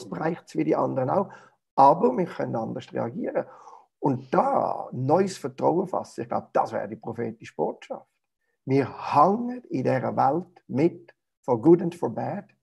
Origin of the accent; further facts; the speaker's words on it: Switzerland; Vieles, was für uns als Schweizer Bürger normal ist, ist eigentlich im Licht vom Reich Gottes absurd, völlig absurd.